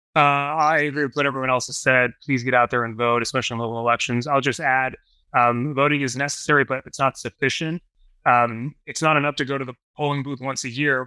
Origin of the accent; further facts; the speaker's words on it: Long Island, New York, United States; now in upstate New York, United States; I grew up on Long Island